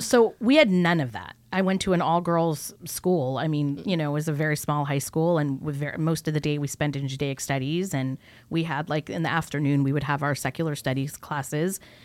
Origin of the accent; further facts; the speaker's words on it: California, United States; also born or lived in New York; I was born in New York, raised on the West Coast in California